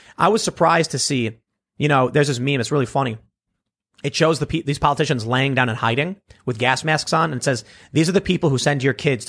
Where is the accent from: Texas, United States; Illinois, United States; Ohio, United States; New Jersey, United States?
Illinois, United States; Chicago; And I was like, oh, no, I'm just from the South Side of Chicago.